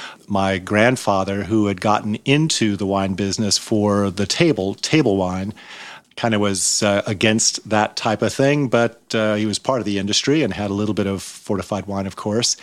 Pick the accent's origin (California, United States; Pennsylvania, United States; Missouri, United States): California, United States; St. Helena; I was born in St. Helena in 51 and grew up at Charles Krug, and it was my playground.